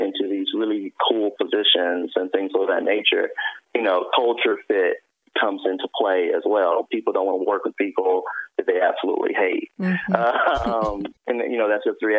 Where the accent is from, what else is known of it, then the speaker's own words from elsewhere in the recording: Memphis, Tennessee, United States; I come from Memphis, Tennessee, from the inner city